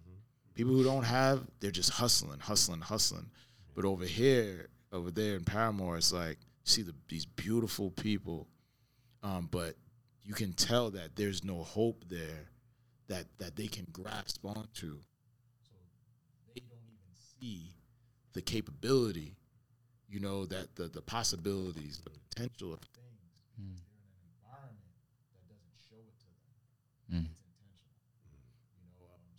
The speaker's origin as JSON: {"language": "English", "town": "Brooklyn", "region": "New York", "country": "United States", "said": "I'm coming from Brooklyn, so, you know, I know Brownsville. I know, you know what I mean? Know certain places all over New York"}